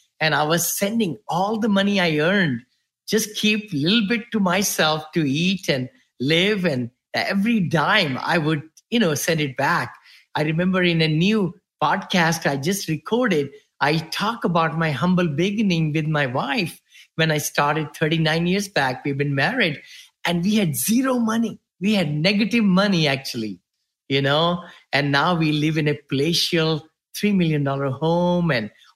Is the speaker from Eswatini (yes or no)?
no; India; moved away as an adult; now in United States; I came to New York, actually, if I remember correctly, LaGuardia Airport from India.